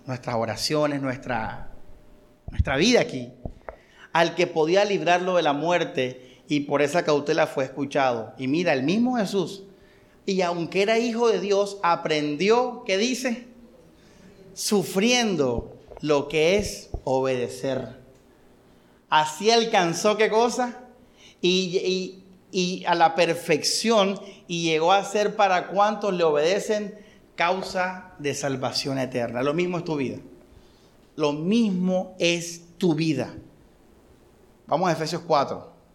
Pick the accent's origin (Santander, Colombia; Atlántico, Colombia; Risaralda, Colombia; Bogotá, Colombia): Atlántico, Colombia; Barranquilla; nosotros somos colombianos y somos barranquilleros